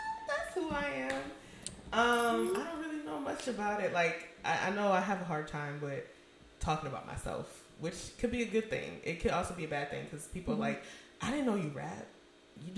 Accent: Springfield, Massachusetts, United States; now in Atlanta, United States; I am from Massachusetts, Springfield

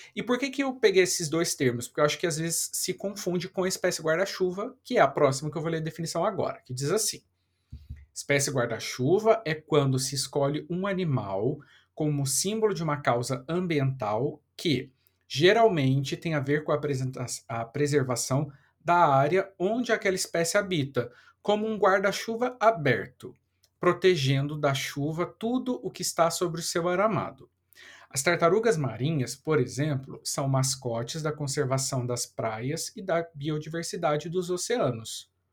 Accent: Taubaté, São Paulo, Brazil; now in Rio de Janeiro, Brazil; minha cidade natal, Taubaté

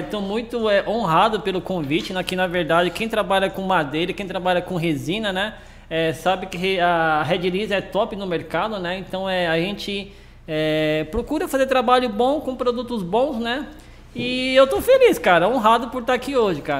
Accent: Brazil; also born or lived in Argentina; fui criado aqui no Brasil durante muito tempo

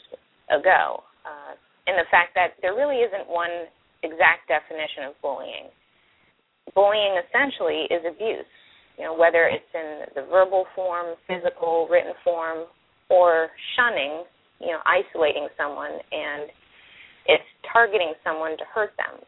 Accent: Florida, United States; I'm also from Florida

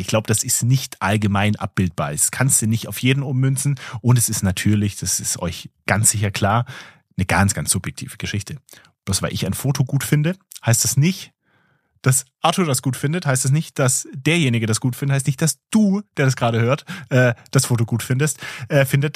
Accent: Germany; hier bei uns in Deutschland

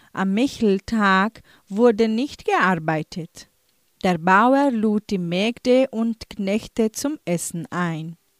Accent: Entre Rios, Paraná, Brazil; Bei uns in Entre Rios

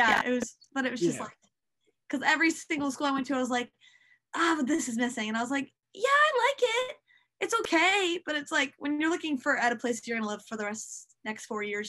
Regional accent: Fayetteville, North Carolina, United States; born there; Oh, I was born in Fayetteville, North Carolina.

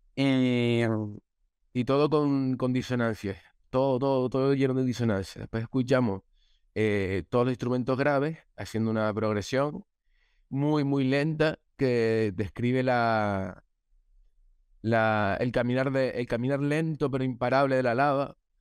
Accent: La Palma, Canary Islands, Spain; yo soy de La Palma, entonces para todos mis paisanos

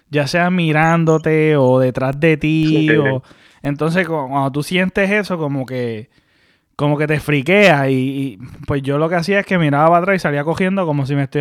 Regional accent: Mayagüez, Puerto Rico; San José, para lo que me están escuchando, es donde nosotros nos criamos en Mayagüez. Es una urbanización.

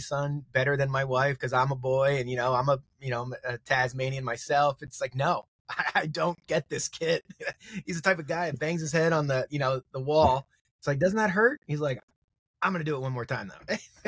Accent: Maryland, United States; moved away as an adult; also born or lived in Philadelphia / Brooklyn; I'm an East Coast cat, born and raised in Maryland.

